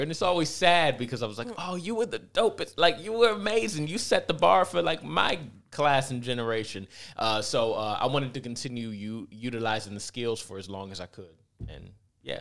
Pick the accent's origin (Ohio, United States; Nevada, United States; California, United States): Ohio, United States; Cleveland; moved away as an adult; also born or lived in Los Angeles; I grew up in the Glenville area, like, right on the edge where East Cleveland and Glenville